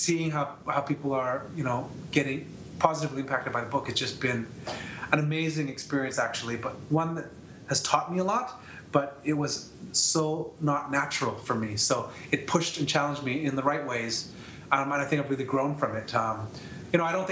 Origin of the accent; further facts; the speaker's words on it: Canada; I'm from Canada, so my story is obviously most well-known here